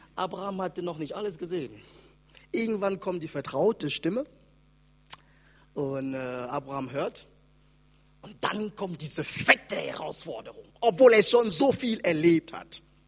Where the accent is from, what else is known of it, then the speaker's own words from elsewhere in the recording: Wiesbaden, Hesse, Germany; in Hessen, da wo ich herkomme, in Wiesbaden